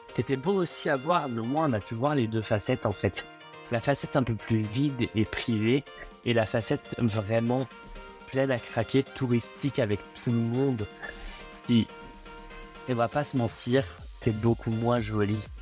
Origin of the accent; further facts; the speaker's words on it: France; on est français